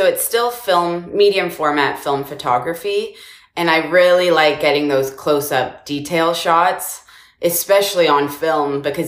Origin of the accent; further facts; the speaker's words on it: Victoria, British Columbia, Canada; moved away as an adult; also born or lived in Montreal, Canada / Toronto, Canada; now in United States; when I was a kid, I grew up on Victoria, British Columbia Island